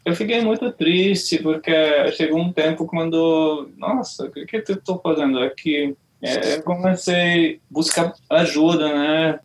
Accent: Hungary; Portuguese is a second language; moved away as an adult; now in Brazil; eu sou húngaro

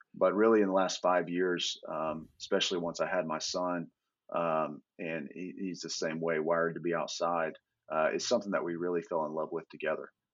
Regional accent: Indiana, United States; moved away as an adult; now in Texas, United States; I, grew up in Indiana

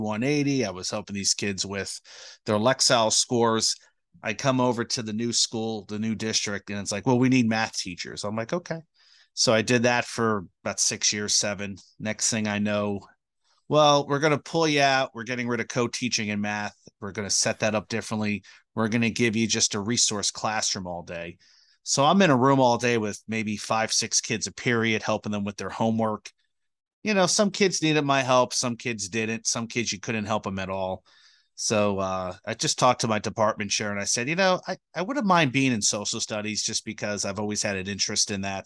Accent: Colonia, New Jersey, United States; I grew up in Colonia.

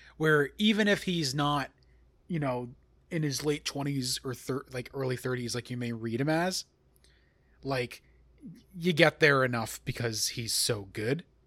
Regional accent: Long Island, New York, United States; I am from Long Island

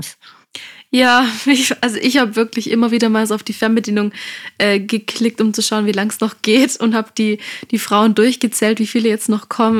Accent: Stuttgart, Baden-Württemberg, Germany; wir kommen aus Stuttgart

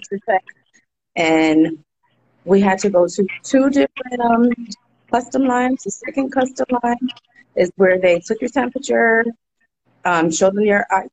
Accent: Bridgeport, Connecticut, United States; I'm from Bridgeport, Connecticut

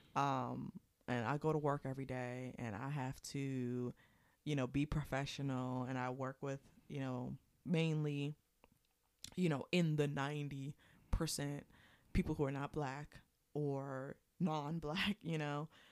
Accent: Prince George's County, Maryland, United States; moved away; I haven't been back in years to my hometown.

